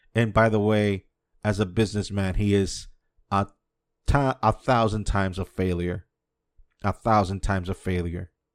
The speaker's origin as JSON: {"language": "English", "country": "United States", "tie": "born or raised there", "moved": "yes", "lives_now": "Dominican Republic", "said": "I was born and raised in the States."}